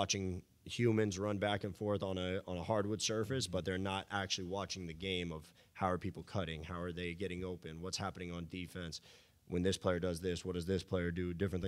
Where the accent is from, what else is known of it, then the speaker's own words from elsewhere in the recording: Miami, Florida, United States; It was Dwayne Wade. I grew up in Miami.